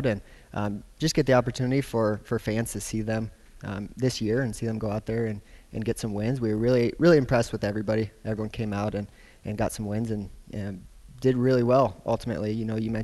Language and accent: English; Marion, Iowa, United States; moved away as an adult; also born or lived in Illinois; now in Hays, United States; I grew up originally in Marion, Iowa